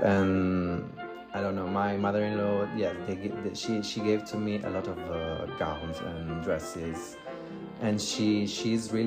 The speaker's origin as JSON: {"language": "English", "region": "Southern Italy", "country": "Italy", "second_language": "English", "moved": "yes", "said": "I'm from Italy, I'm from the south of Italy"}